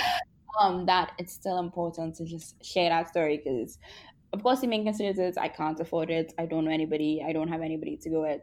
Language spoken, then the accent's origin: English; Trinidad & Tobago; now in Jamaica; I'm from Trinidad and Tobago, and I'm based in Jamaica